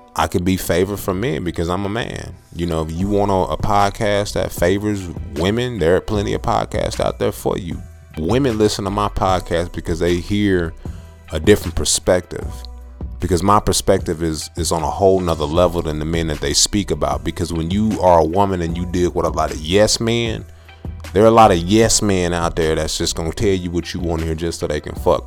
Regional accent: Texas, United States; I'm from Texas

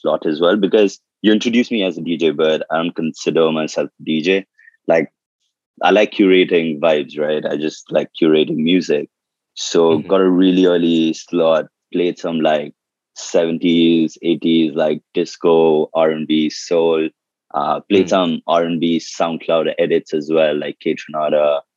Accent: Kolkata, West Bengal, India; born or raised there; also born or lived in Darbhanga, Bihar

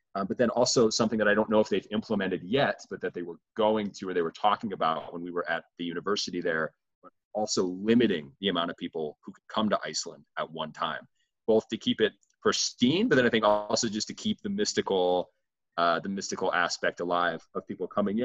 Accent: Midwest, United States; I'm from the Midwest

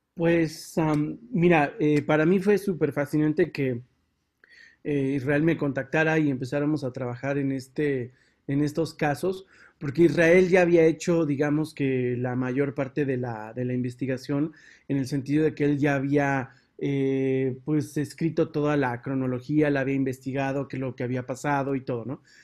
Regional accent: Mexico; moved away; en el país donde yo nací y donde viví muchísimos años

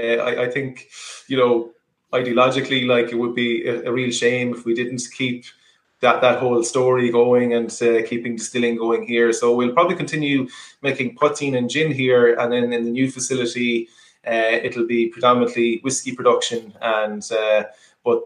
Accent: Gaeltacht region, Galway, Connacht, Ireland; we're from the Gaeltacht region, but at the moment, the current distillery is in Salt Hill, so just it's Galway City

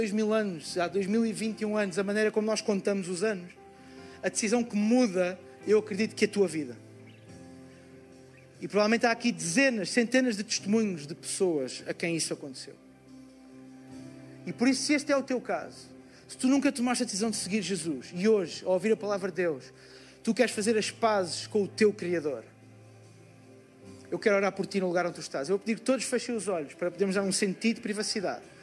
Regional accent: Lisbon, Portugal; sou de Portugal, Campos de Lisboa.

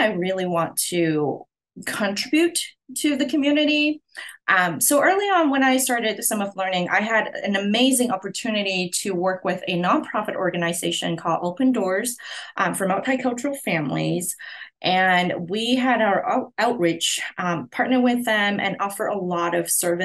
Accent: Hong Kong; moved away as an adult; now in United States; I'm originally from Hong Kong, and I moved to the US to continue my education.

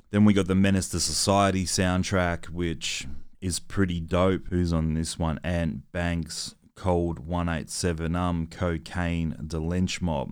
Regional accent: Adelaide, South Australia, Australia; me growing up in Adelaide in the nineties

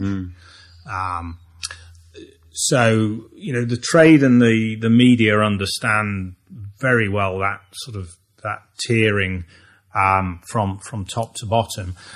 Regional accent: Long Eaton, East Midlands, United Kingdom; a town called Long Eaton in the uh, East Midlands of the UK

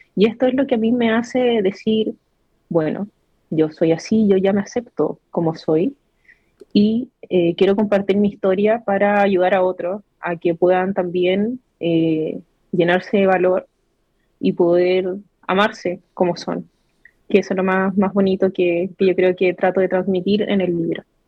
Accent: Iquique, Tarapacá, Chile; soy nacida y criada acá en Iquique

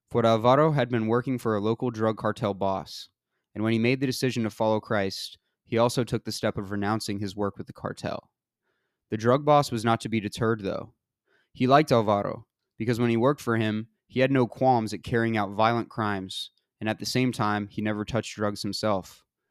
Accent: Georgia, United States; moved away; I'm from Georgia.

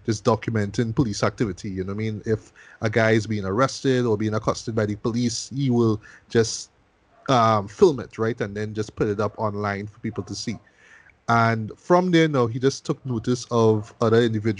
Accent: Trinidad & Tobago; me being a Trinidadian

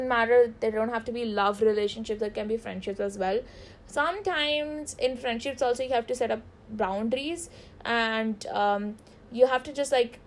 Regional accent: India; we are Indian

